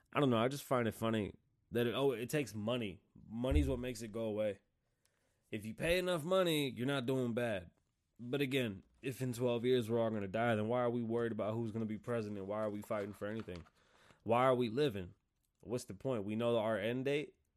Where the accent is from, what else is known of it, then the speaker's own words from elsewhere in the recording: United States; I'm American